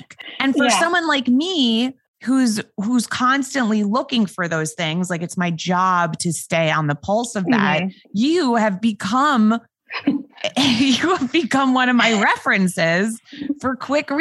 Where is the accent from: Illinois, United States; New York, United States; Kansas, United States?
New York, United States; New York City; accent: New York voice; I, as a New Yorker